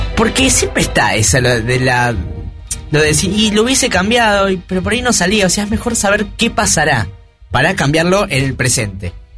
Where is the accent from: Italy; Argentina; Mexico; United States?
Argentina; somos Argentina